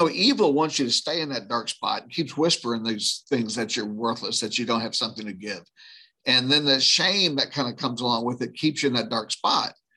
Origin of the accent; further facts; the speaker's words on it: right outside of New Orleans, moved to rural Louisiana, United States; I grew up right outside of New Orleans